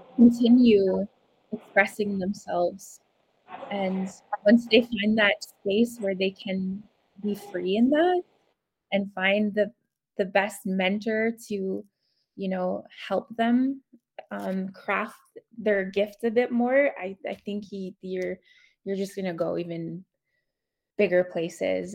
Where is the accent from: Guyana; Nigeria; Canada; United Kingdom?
Canada; Whitefish Lake First Nation, northern Alberta; now in Edmonton, Canada; I am from Whitefish Lake First Nation, Treaty 8 territory, um, northern Alberta, but I currently reside in Edmonton, Alberta.